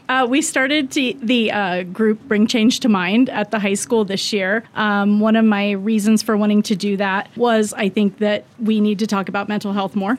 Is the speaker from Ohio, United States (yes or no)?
yes; Ohio, United States; now in Wyoming, United States; we're both from Ohio